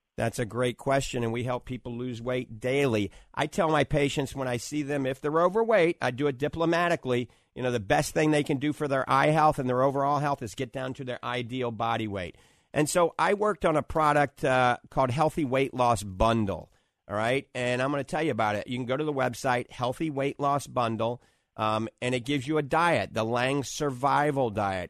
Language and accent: English; New Orleans, Louisiana, United States; accent: New Orleans; my New Orleans accent